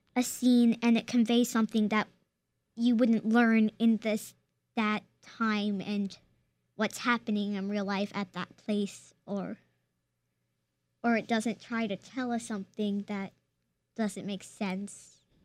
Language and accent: English; Charlottesville, Virginia, United States; born or raised there